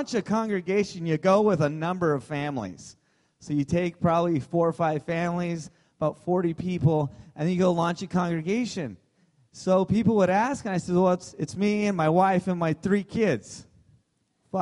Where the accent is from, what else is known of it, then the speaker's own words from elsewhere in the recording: Southern California, United States; moved away as an adult; now in Santa Rosa, United States; I was from Southern California and spent my whole life there